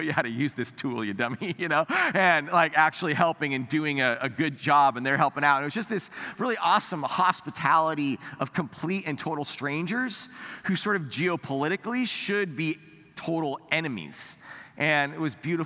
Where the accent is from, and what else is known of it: United States